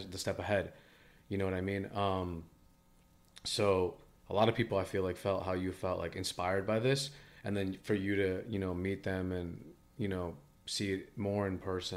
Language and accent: English; East Coast, United States; I'm like from the East Coast